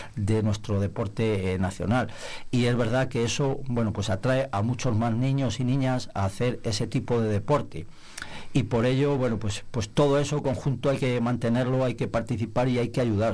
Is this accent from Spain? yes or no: yes; Nava de la Asunción, Castile and León, Spain; also born or lived in Palencia; deseando devolverme al pueblo en cuanto pude, me vine a vivir al pueblo